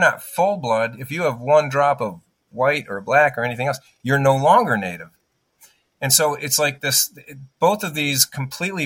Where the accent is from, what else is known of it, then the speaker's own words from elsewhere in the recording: United States; My father was Sicilian. My mother was German. I'm American